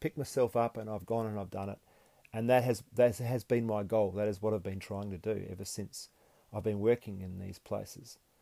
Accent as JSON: {"language": "English", "town": "Perth", "region": "Western Australia", "country": "Australia", "also_born_or_lived": "Gold Coast", "said": "When I moved back to Perth from the Gold Coast"}